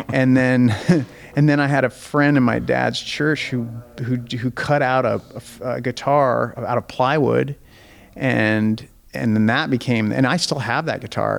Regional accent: Spokane, Washington, United States; my hometown in spokane

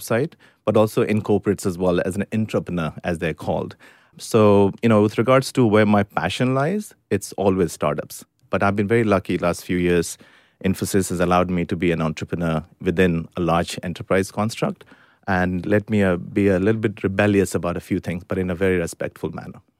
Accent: India; moved away as an adult; now in United Kingdom; I grew up in India first nineteen years of my life.

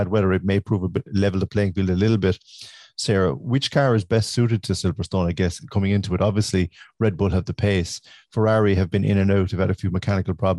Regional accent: Ireland; as an Irish fan

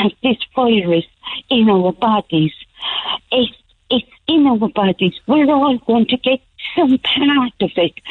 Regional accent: Carrickmacross, Ulster, Ireland; I'm from Carrickmacross originally

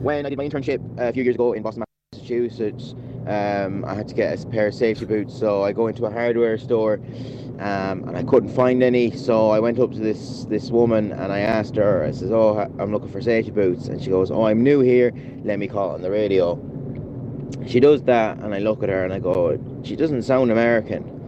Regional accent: Galway, Connacht, Ireland; I'm from Galway too

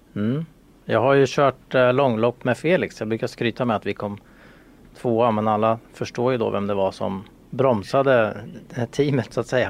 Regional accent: Sweden; vi svenskar

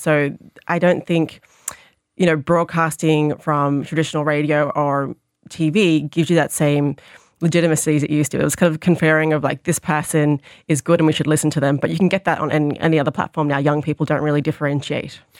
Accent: Sydney, New South Wales, Australia; now in Ireland; I grew up in the Sydney Irish community in Sydney.

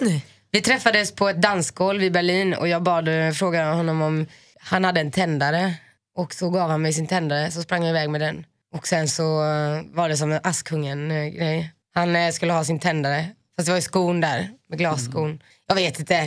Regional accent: Finland; jag är finne

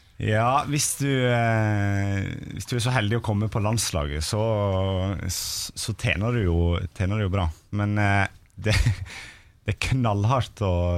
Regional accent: Stryn, Vestland, Norway; moved away; also born or lived in Eastern Norway; jeg er nå fra Stryn

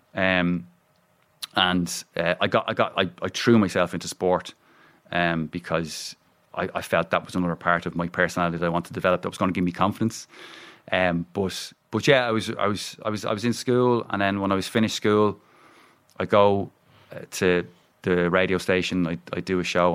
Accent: Dublin, Leinster, Ireland; I'm from Ringshead

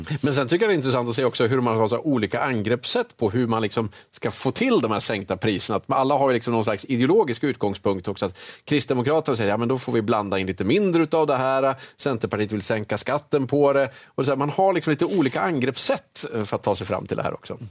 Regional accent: Jämtland, Sweden; jag är uppväxt i Jämtland

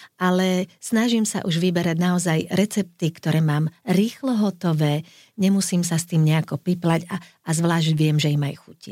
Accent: Slovakia

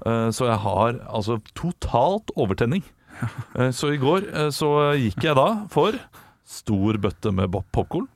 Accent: Norway; vi nordmenn

